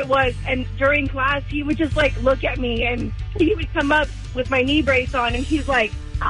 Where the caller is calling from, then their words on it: Hemet, California, United States; I'm … from Hemet.